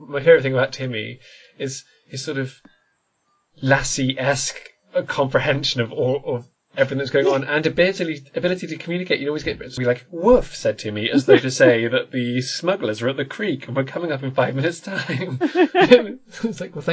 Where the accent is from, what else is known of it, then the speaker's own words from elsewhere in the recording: Worcestershire, West Midlands, United Kingdom; I moved at seven to the Worcestershire countryside